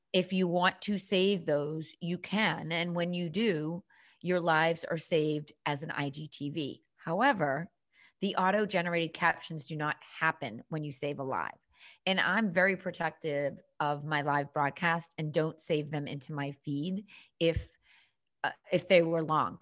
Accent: Boston, Massachusetts, United States; accent: Boston; also born or lived in Cape Cod, Massachusetts; I am born and bred on the East Coast, currently living in downtown Boston, if you can detect a little bit of that Boston accent.

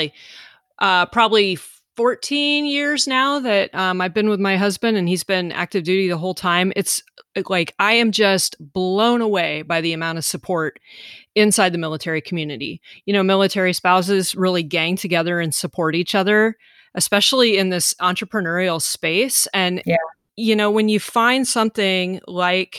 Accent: Iowa, United States; moved away; And I'm from Iowa originally.

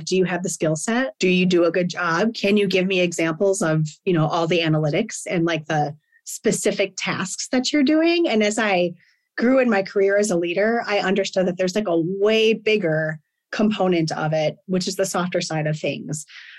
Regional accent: Midwest, United States; And like, I'm from the Midwest and I feel like work ethic there is just like, when I'm hiring, like if you're from the Midwest, I'm kind of like, okay, like let's go. I don't know. There's just something about where I grew up

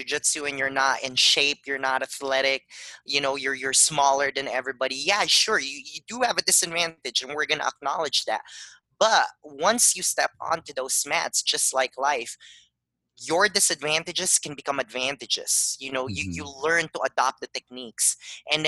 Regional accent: Philippines; now in Tucson, United States; I grew up in the Philippines

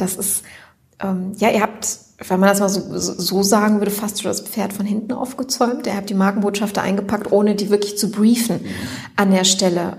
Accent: Wuppertal, North Rhine-Westphalia, Germany; born or raised there

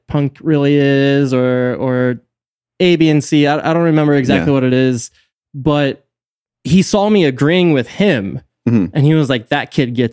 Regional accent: St. Mary's County, Maryland, United States; I grew up in St. Mary's.

